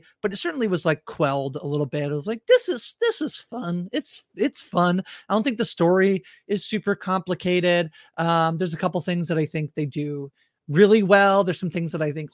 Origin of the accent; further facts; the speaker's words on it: Canada; I'm Canadian